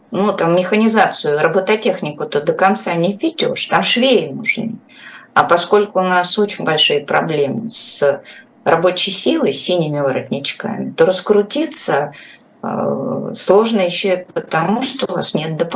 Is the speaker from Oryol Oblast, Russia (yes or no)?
no; Moscow, Russia; как москвич, собственно